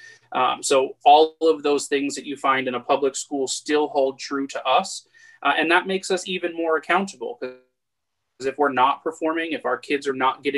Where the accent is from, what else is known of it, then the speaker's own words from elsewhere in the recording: Fort Lauderdale, Florida, United States; I'm a local boy. I grew up in Fort Lauderdale, transitioned over to go to school at Florida Gulf Coast University